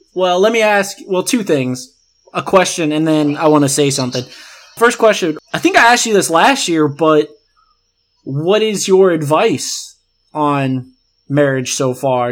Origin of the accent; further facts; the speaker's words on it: the South, United States; we're both from the South